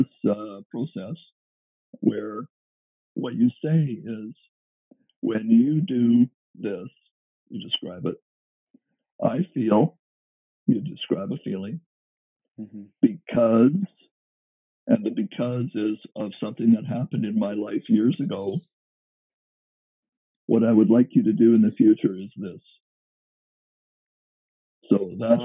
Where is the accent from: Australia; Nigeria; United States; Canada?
Canada; being a Canadian